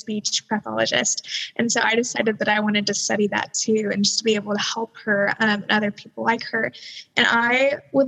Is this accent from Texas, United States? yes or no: yes; Fort Worth, Texas, United States; I'm from Fort Worth, Texas